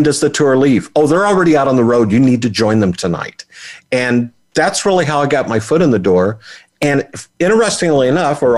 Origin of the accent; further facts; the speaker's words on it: Oildale, California, United States; I was born in the Central Valley of California, a little town called Oildale, which is also, its claim to fame is … is from there